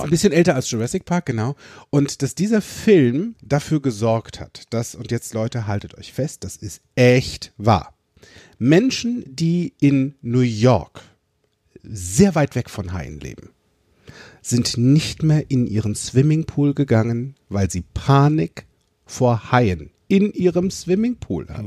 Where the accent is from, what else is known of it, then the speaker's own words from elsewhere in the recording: Limburg an der Lahn, Hesse, Germany; ich bin in Limburg an der Lahn groß geworden